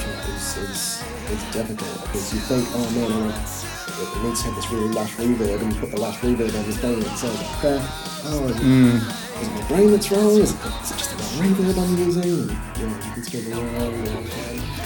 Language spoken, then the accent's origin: English; Gisborne, New Zealand; moved away as an adult; also born or lived in Christchurch; I grew up in Gisborne